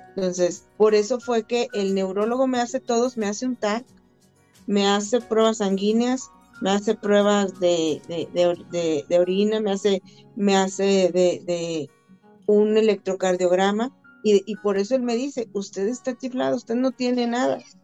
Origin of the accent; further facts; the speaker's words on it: Saltillo, Coahuila, Mexico; yo soy originaria de Saltillo, Coahuila